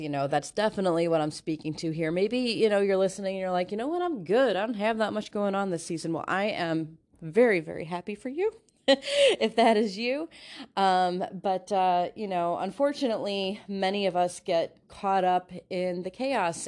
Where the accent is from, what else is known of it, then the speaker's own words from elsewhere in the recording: Northwest Indiana, United States; moved away as an adult; now in Ohio, United States; I moved to Ohio about twenty years ago, and so I'm originally from the Northwest Indiana area called the region.